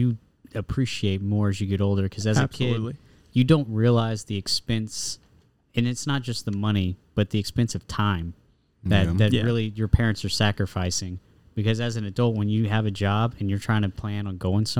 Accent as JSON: {"language": "English", "region": "Louisiana", "country": "United States", "said": "we're from Louisiana"}